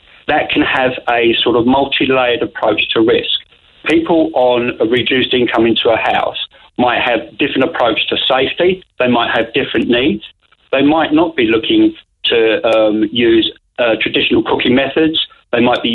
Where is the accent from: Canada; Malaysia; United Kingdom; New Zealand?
United Kingdom; England; moved away as an adult; now in Kanturk, Ireland; I'm the Englishman in Kanturk